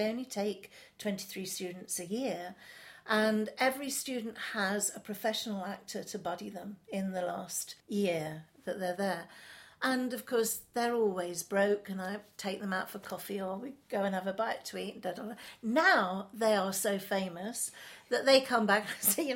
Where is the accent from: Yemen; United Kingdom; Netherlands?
United Kingdom; London; I was brought up in Chelsea. I'm not a Chelsea girl. I'm not a Sloane girl. But my family are Londoners